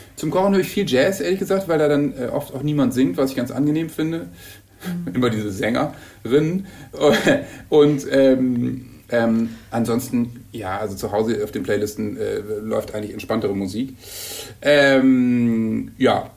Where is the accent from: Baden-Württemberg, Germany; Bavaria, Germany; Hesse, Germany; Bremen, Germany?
Bremen, Germany; moved away as an adult; now in Hamburg, Germany; Ich komme aus Bremen ja eigentlich